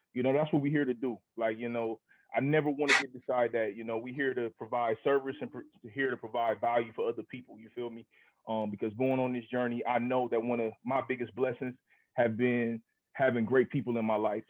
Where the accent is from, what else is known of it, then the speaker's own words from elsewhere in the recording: Akron, Ohio, United States; I'm from Akron. I'm from Northeast Ohio.